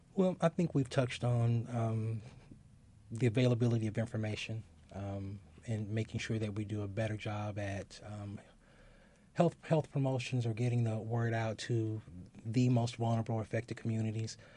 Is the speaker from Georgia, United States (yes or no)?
no; Gary, Indiana, United States; moved away; I'm originally from Gary